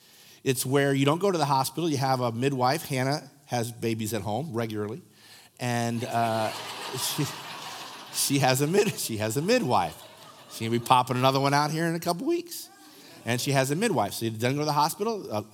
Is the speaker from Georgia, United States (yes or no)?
no; Lincoln, Nebraska, United States; We're not from the East Coast, so this may not be. We're Lincolnites, right? We know all about Lincoln.